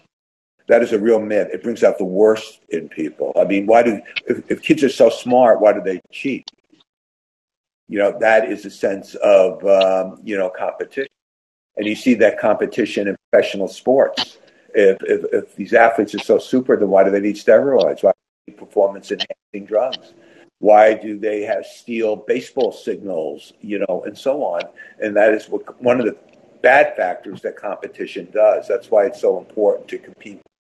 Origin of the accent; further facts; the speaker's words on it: Westport, Connecticut, United States; my hometown of Westport, Connecticut